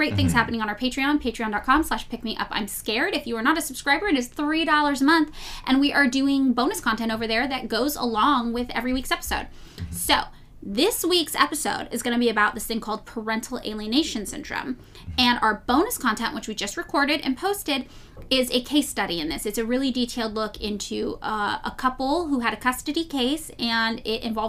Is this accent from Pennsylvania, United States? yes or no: no; Los Angeles, California, United States; I will be here in my hometown of Los Angeles